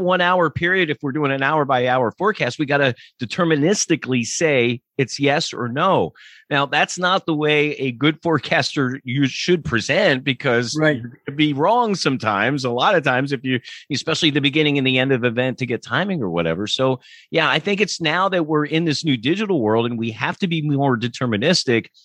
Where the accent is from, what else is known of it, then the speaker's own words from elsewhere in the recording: Lancaster, Pennsylvania, United States; I grew up in Lancaster